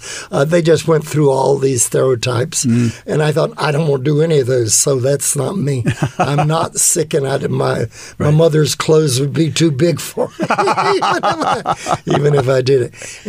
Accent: Tallahassee, Florida, United States; moved away as an adult; also born or lived in California; now in Los Angeles, United States; I was born in Tallahassee, Florida. And I'm seventh generation Floridian on my mother's side.

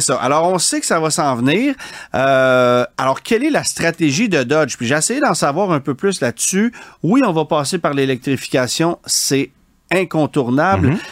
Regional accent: Quebec, Canada; chez nous au Québec

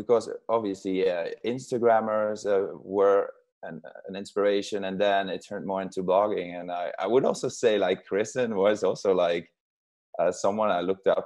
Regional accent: southern Netherlands, Netherlands; English is a second language; I'm from Holland. We speak a lot of languages in general, but then I am from a very a southern region in Holland, where we speak our own language.

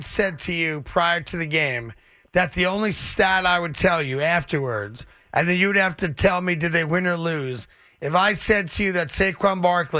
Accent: New York, United States; because I'm a New Yorker.

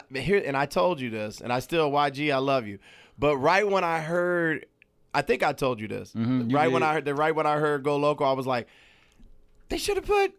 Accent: Atlanta, Georgia, United States; moved away; so for me growing up in Atlanta, when I was growing up in Atlanta, because I'm a little older than you.

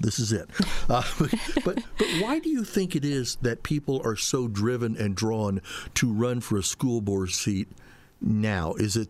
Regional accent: Indianapolis, Indiana, United States; moved away as an adult; now in Fort Wayne, United States; I'm originally from Indianapolis

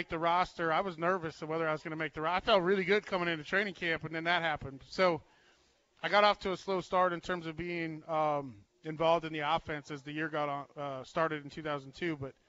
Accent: Hastings, Nebraska, United States; I'm from Hastings. I went to Hastings High.

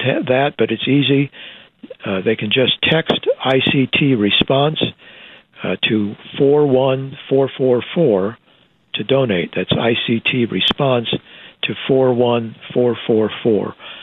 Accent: Iowa, United States; moved away as an adult; also born or lived in Texas; now in Wichita, United States; Iowa is my home state.

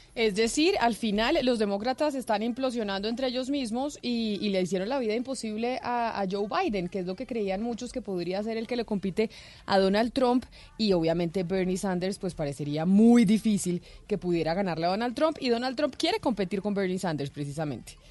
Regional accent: Colombia; como buen colombiano

